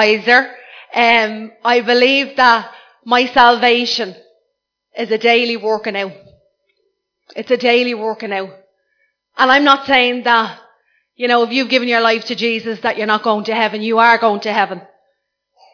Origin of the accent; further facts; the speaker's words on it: Ireland; I'm Irish